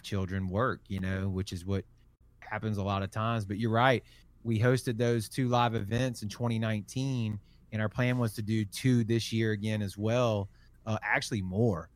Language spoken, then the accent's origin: English; Biloxi, Mississippi, United States; I'm from Biloxi, Mississippi, so Mississippi, Gulf Coast, Alabama, Florida. Um, but I, I've, I've lived here my entire life